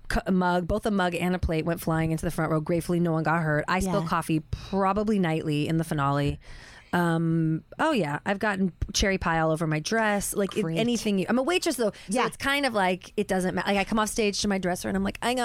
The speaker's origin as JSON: {"language": "English", "region": "Pacific Northwest", "country": "United States", "tie": "born or raised there", "said": "The Northwest, Oregon, okay. Washington."}